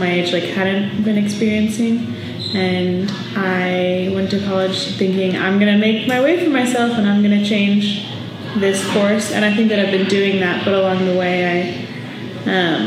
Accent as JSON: {"language": "English", "town": "Shawnee", "region": "Kansas", "country": "United States", "tie": "born or raised there", "lives_now": "Manhattan, Kansas, United States", "said": "I grew up in Shawnee, Kansas, which is near Kansas City"}